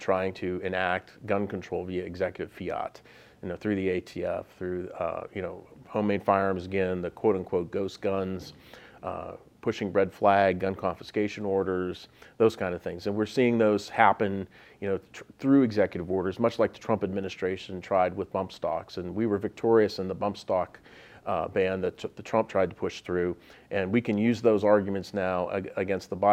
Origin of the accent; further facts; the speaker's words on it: Pittsburgh, Pennsylvania, United States; moved away as an adult; also born or lived in Virginia; now in Harrisburg, United States; I'm from Pittsburgh, so I moved back to Allegheny County. So I'm a native son